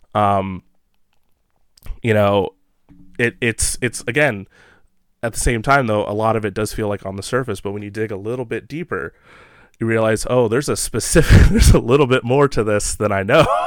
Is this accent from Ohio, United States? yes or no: yes; Ohio, United States; I'm from Ohio and Midwest area